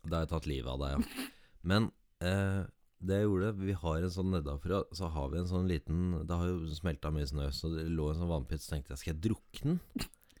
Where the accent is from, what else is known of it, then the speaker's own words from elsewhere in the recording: Jarfjord, Finnmark, Norway; moved away; Jarfjord som mm. er mitt hjerte nærmest, da. Ja. Uansett. Det er det stedet jeg alltid har følt meg hjemme, uansett hvor jeg har bodd